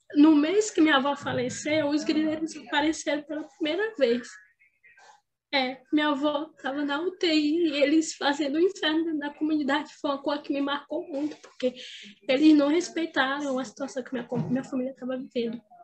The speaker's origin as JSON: {"language": "Portuguese", "town": "Grajaú", "region": "Maranhão", "country": "Brazil", "tie": "born or raised there", "said": "Todo mundo sabia onde era a sua origem. Lá em Grajaú"}